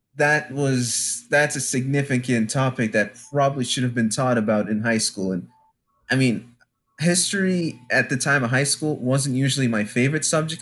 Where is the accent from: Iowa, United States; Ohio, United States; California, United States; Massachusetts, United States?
Massachusetts, United States; Franklin; also born or lived in Louisiana; I came from Franklin, Massachusetts, where I believe by the time my family moved here from, from Louisiana